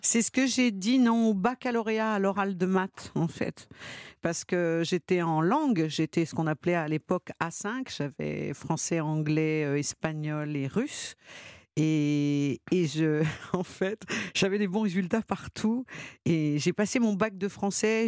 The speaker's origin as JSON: {"language": "French", "town": "Lyon", "region": "Auvergne-Rhône-Alpes", "country": "France", "said": "quand on est enfant, quand on est lyonnais"}